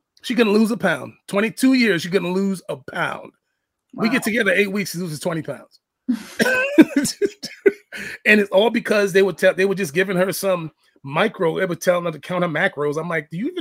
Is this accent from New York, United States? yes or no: yes; New York City, New York, United States; I'm black. I'm from the Bronx